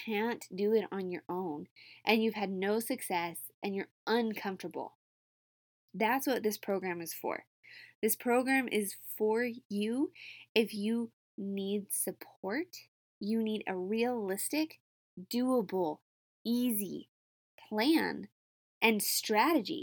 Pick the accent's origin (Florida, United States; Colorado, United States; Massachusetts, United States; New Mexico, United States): New Mexico, United States; I'm from New Mexico